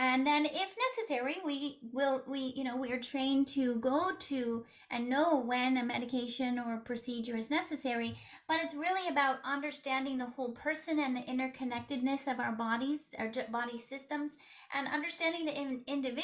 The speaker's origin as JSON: {"language": "English", "region": "West Coast", "country": "United States", "also_born_or_lived": "New York City area", "accent": "West Coast", "moved": "as an adult", "lives_now": "New York City, United States", "said": "I'm originally from the West Coast, but I've been living in the New York City area for the past 21 years. So I sound like someone from the West Coast."}